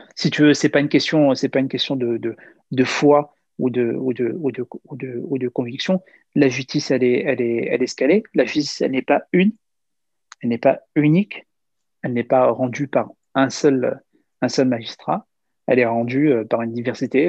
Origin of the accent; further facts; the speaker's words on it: France; en France, on a euh, pleinement notre, notre place, euh, euh, puisqu'on est français